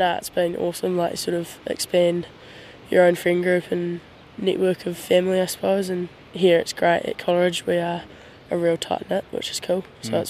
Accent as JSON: {"language": "English", "region": "Hawke's Bay", "country": "New Zealand", "moved": "yes", "lives_now": "Canterbury, New Zealand", "said": "I'm originally from Hawke's Bay, up in the North Island, so off a farm"}